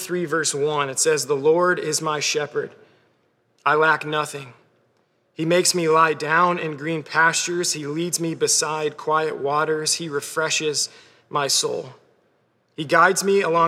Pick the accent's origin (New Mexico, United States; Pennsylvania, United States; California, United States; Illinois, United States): Pennsylvania, United States; Clarks Summit; I'm from Clark Summit, Pennsylvania, where I think there are zero sheep.